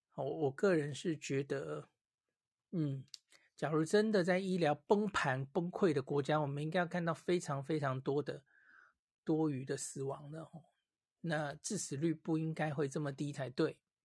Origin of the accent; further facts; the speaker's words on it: Taiwan; 我们，台湾人是戴得住口罩的